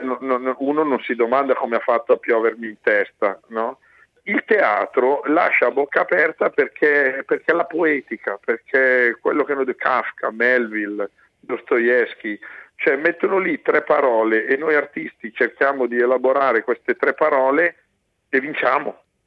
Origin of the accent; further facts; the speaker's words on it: Brianza, Lombardy, Italy; io sono Brianzolo, è una terra di mobilieri